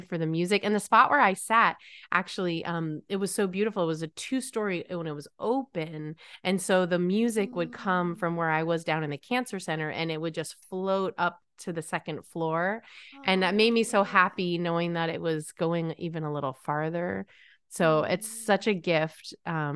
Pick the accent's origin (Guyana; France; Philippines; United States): United States; Connecticut; I grew up in Connecticut and I was just a train ride or a not too long of a drive away from New York City.